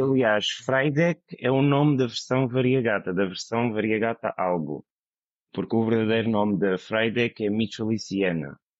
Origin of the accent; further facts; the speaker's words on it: Madeira, Portugal; moved away; also born or lived in mainland Portugal; sou da Madeira